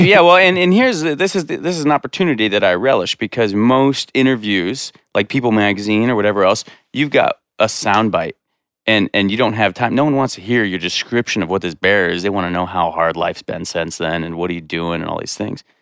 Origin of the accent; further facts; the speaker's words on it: Corwin Springs, Montana, United States; I grew up in Corwin Springs, like a mile down the road